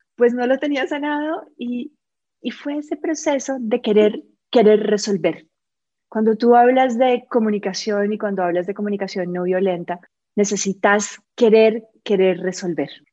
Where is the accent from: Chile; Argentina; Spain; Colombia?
Colombia; moved away as an adult; now in Costa Rica; yo soy colombiana, eh, me vine a vivir a Costa Rica hace 16 años